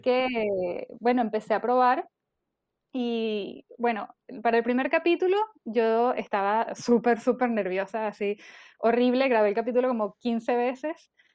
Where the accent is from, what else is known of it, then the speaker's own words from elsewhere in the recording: Venezuela; moved away as an adult; now in Chile; yo nací en Venezuela y yo me vine a vivir a Chile hace, bueno, en el 2014, o sea, ya casi ocho años.